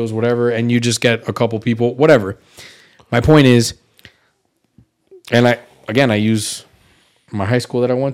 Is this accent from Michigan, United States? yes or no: no; Miami, Florida, United States; I'm from Kendall, born and raised, and Kendall is a very weird suburb in Miami